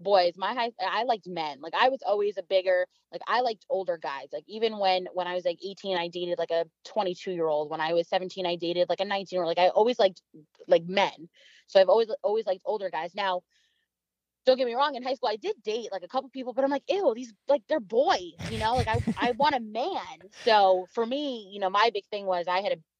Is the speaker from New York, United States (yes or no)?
yes; Long Island, New York, United States; moved away; we're from Long Island, you know, in New York, and we literally grew up maybe 30, 40 minutes away from each other, in Long Island